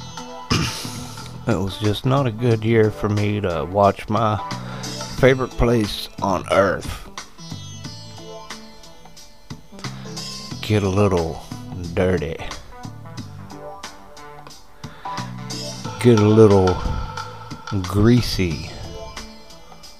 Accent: United States

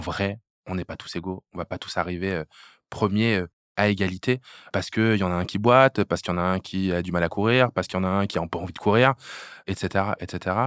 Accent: Hérouville-Saint-Clair, Normandy, France; j'ai grandi à Hérouville-Saint-Clair

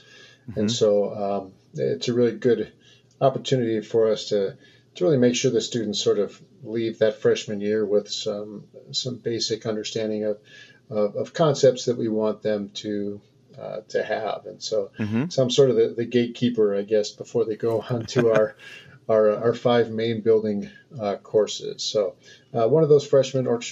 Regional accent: Westland, Michigan, United States; moved away as an adult; also born or lived in Las Vegas, Nevada; now in Naperville, United States; I grew up in Westland, Michigan, just outside of Detroit

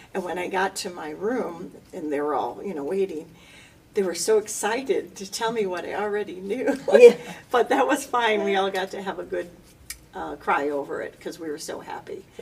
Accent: Lombard, Illinois, United States; moved away as an adult; now in Aurora, United States; I was born and raised in Lombard, so I'm Western

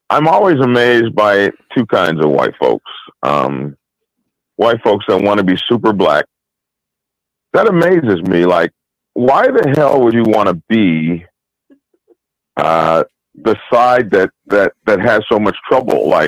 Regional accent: Oklahoma, United States; also born or lived in Alabama / Mississippi; and even when I was a boy, like growing up in Oklahoma and uh, and and uh, Alabama and Mississippi, I remember

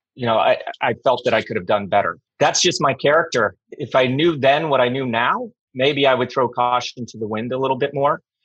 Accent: Colorado, United States; first language English; moved away; also born or lived in Lake Tahoe / Northern California / Europe; I'm from Colorado

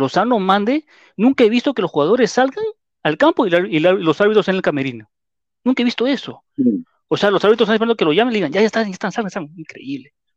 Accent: Peru; así somos los peruanos

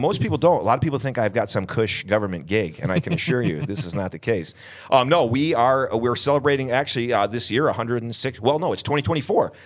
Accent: Vestal, New York, United States; moved away as an adult; now in Syracuse, United States; I grew up in the Triple Cities. I actually grew up in Vestal, New York

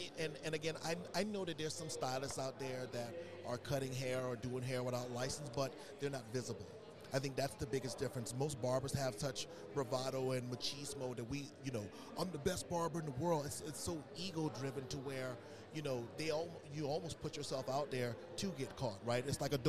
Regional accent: Southern United States, United States; growing up in the South, being African American, you know, a lot of those opportunities weren't out there for us

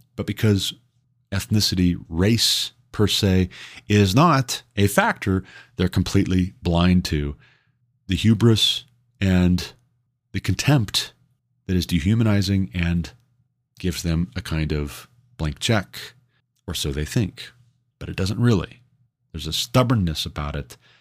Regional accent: Montana, United States; coming from Montana, growing up in Montana

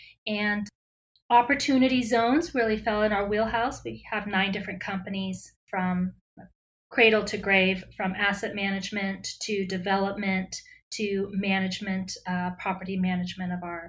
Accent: Fort Chaffee, Arkansas, United States; also born or lived in Vietnam; I was born in Vietnam, right at the end of the Vietnam War, and my family came here, so I'm a first generation, and grew up at the refugee camp that the U.S. set up at Fort Chaffee in Arkansas.

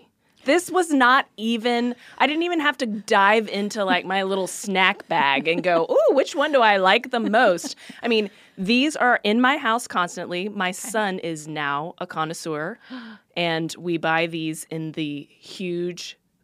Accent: Texas, United States; You're from Texas. I'm from Texas.

